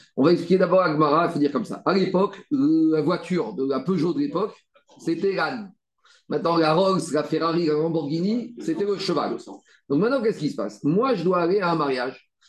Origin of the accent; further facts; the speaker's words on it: France; on est français